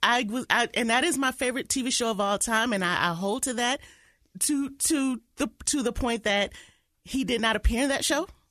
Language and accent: English; Detroit, Michigan, United States; moved away; my hometown of Detroit